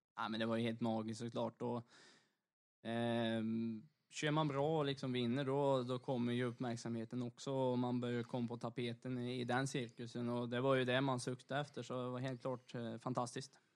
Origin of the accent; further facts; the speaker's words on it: Torsby, Värmland, Sweden; hjärtat av motorsport, framförallt rally då kanske i Sverige. Eh, uppe i Torsby där jag bor